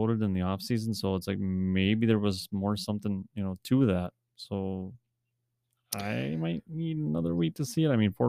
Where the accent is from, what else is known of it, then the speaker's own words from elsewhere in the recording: Wisconsin, United States; So, we're from Wisconsin. We have a dealership. Dorsch Ford Kia.